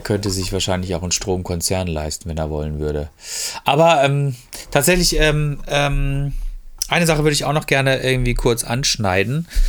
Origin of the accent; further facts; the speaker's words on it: Freiburg, Baden-Württemberg, Germany; now in Ruhr area, Germany; Ich bin halt, äh, bin halt, man sagt so schön, ähm, Freiburger Bobbele